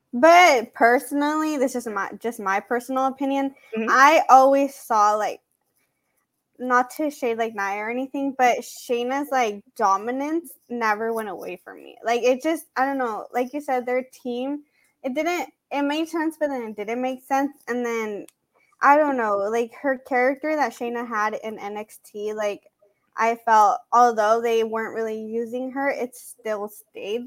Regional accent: San Marcos, California, United States; around where my hometown is. She's from Carlsbad and I'm from San Marcos.

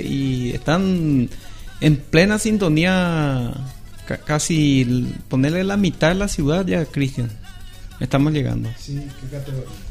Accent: Pedro Juan Caballero, Amambay, Paraguay; Yo soy acá de Reyes Católico

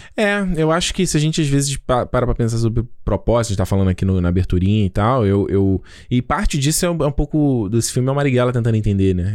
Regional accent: Brazil; first language Portuguese; A gente, o, o, o brasileiro é a nossa língua. Né? O português é a nossa língua

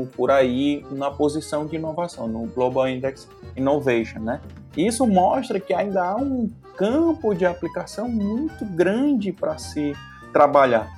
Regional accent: Crato, Ceará, Brazil; also born or lived in Fortaleza / Lavras da Mangabeira; E com dois anos eu fui para o Crato, Cratinho de Açúcar

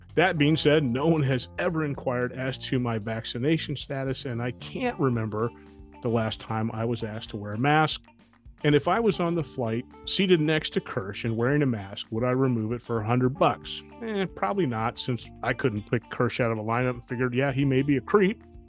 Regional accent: Atlanta, Georgia, United States; now in Florida, United States; my hometown news station, WSB TV Atlanta

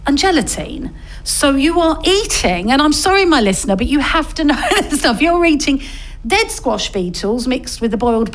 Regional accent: Essex, East of England, United Kingdom; I'm from Essex

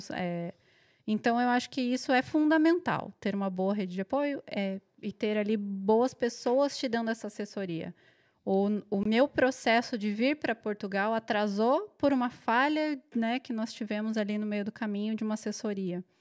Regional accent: Curitiba, Paraná, Brazil

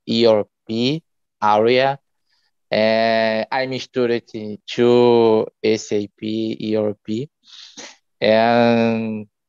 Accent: Bahia, Brazil; English is a second language; now in Recife, Brazil; I'm live in Recife, Pernambuco. Uh, I'm co come from Bahia, but today uh, I live in Recife

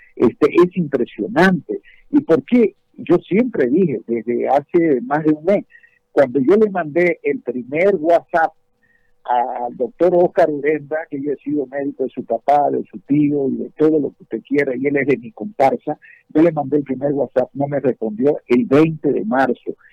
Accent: Santa Cruz, Bolivia

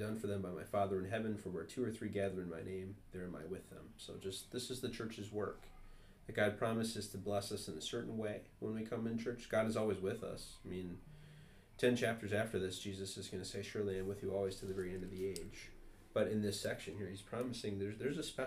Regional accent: Wisconsin, United States; when I was growing up in Wisconsin

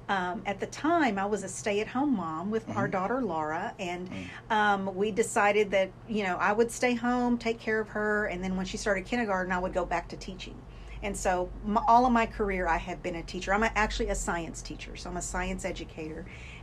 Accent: Texas, United States; first language English; moved away as an adult; also born or lived in Watsonville, California; now in Arkansas, United States; I grew up in Texas.

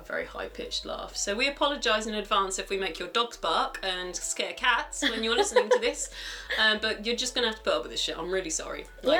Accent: London, United Kingdom; accent: London; I always think when I get the drunker I get, the louder and more London I get.

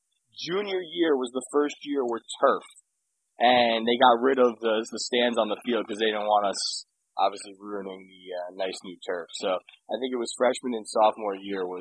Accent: Glen Rock, New Jersey, United States; moved away as an adult; also born or lived in Amherst, Massachusetts; what's your hometown? Glen Rock, New Jersey.

